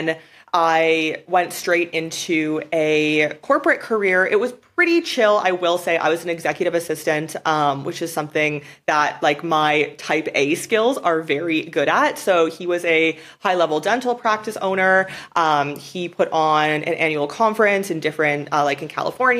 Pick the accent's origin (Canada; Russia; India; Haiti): Canada; moved away as an adult; I was born in Canada. Like I guess technically I'm from Canada. I lived there till I was like 22 years old for the most part.